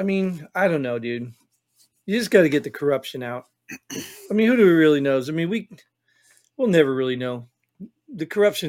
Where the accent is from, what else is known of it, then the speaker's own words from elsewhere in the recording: New Jersey, United States; I grew up in Jersey, and I heard New Yorkers.